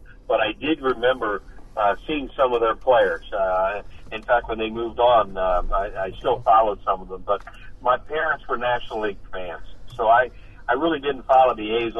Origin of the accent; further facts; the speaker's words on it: Newtown Square, Pennsylvania, United States; I grew up in Newtown Square in Delaware County